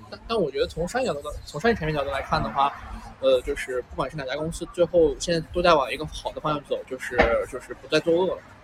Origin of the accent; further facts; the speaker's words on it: Xinjiang, China; moved away; 我父母都在新疆嘛嗯。对。就是我小的时候其实从小一直在新疆生活